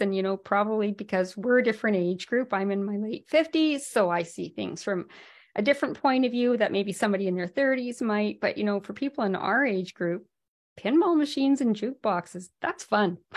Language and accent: English; Whitehorse, Yukon, Canada; moved away; I'm from the Yukon originally, um, from Whitehorse, and we had a little arcade there